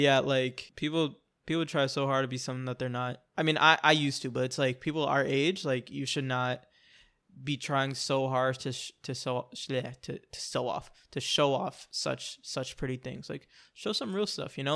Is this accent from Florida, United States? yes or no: yes; Orlando, Florida, United States; I'm from Orlando, like, I'm from the city, I know a lot of people